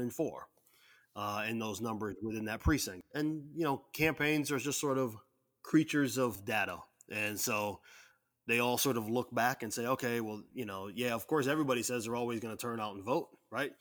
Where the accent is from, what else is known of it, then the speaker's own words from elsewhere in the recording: Waterloo, Iowa, United States; I'm from Waterloo, I got to actually caucus